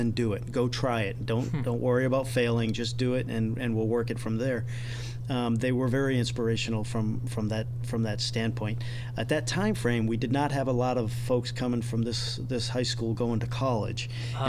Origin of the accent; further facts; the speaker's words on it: Randolph, Massachusetts, United States; moved away as an adult; also born or lived in Attleboro, Massachusetts / Bangor, Maine; I was pretty much Massachusetts. I was born in Attleboro, Massachusetts